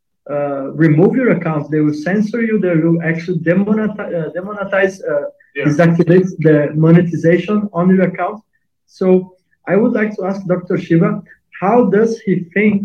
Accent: Italy; moved away; also born or lived in Portugal; I am from Italy.

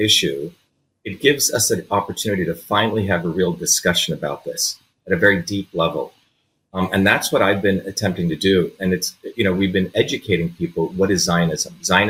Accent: Paterson, New Jersey, United States; when I came to the United States, you know, I grew up in Patterson, which is a very poor African-American public school system, then Clifton.

